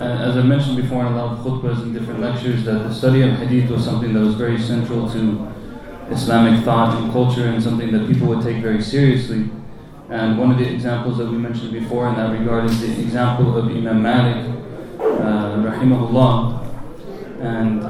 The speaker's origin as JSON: {"language": "English", "country": "United States", "tie": "born or raised there", "said": "growing up in America"}